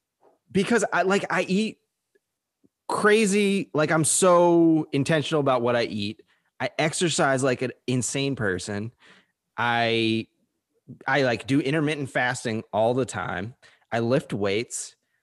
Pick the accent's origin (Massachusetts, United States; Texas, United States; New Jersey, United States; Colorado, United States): New Jersey, United States; I'm from Jersey.